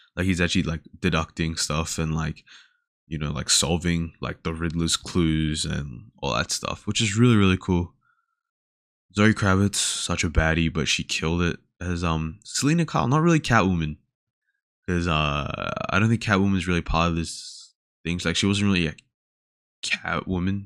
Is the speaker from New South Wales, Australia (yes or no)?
yes; Sydney, New South Wales, Australia; now in Melbourne, Australia; I was born in Sydney